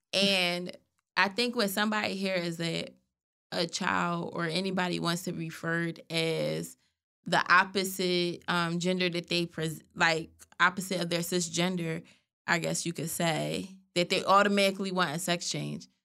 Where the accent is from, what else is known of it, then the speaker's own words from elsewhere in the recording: Philadelphia, Pennsylvania, United States; We're from Philly.